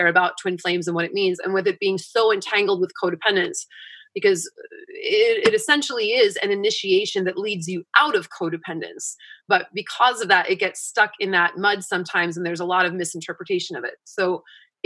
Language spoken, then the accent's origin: English; East Coast, United States; I grew up on the East Coast